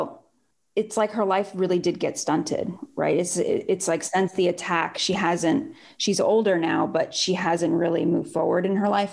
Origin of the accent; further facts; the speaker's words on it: Miami, Florida, United States; also born or lived in New York; now in Los Angeles, United States; I grew up in Miami.